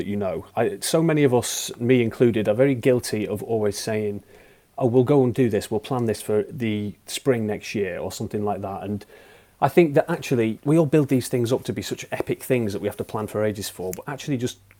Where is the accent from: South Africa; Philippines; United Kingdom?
United Kingdom; the Pennines, England; I grew up in the Pennines, in the middle of nowhere, basically.